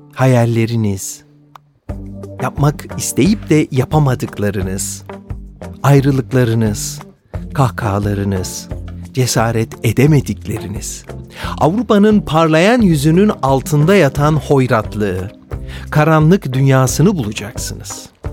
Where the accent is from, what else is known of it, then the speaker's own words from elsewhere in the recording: Istanbul, Turkey; moved away as an adult; now in Zurich, Switzerland; günümüz adıyla İstanbul'da dünyaya gelmişim.